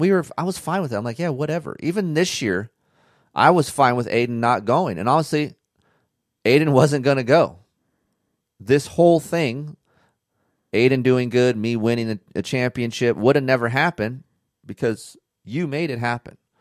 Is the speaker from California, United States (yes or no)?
yes; California, United States; being from California